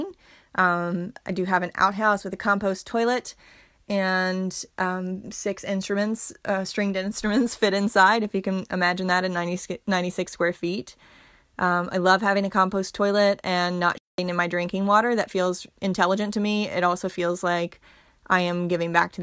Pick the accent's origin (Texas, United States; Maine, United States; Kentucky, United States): Kentucky, United States; Berea; also born or lived in Somerset, Kentucky; I grew up in Berea as a kid for the first 9 years of my life